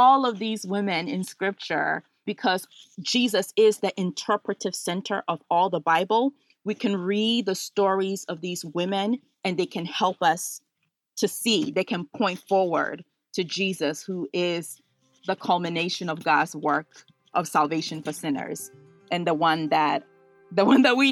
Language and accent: English; Ghana; now in Washington, DC, United States; So I was born in Ghana